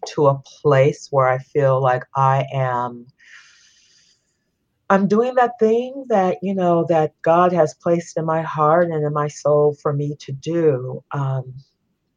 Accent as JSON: {"language": "English", "town": "San Francisco", "region": "California", "country": "United States", "tie": "born or raised there", "also_born_or_lived": "Sonoma County, California", "said": "I'm a California native, born and raised in San Francisco. living now in Sonoma County"}